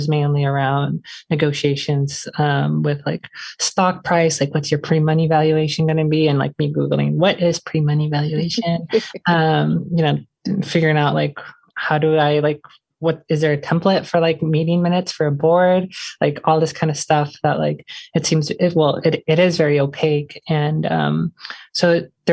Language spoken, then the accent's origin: English; Portland, Oregon, United States; growing up in Portland